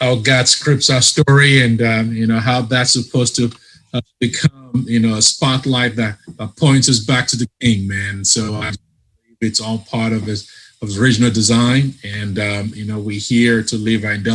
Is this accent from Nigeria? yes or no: yes; Nigeria; now in Charlotte, United States; I'm not from Ohio. I'm from Nigeria